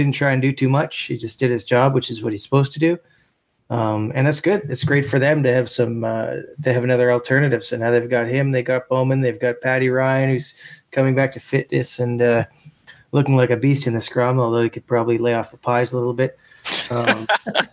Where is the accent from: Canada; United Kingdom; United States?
Canada; as a Canadian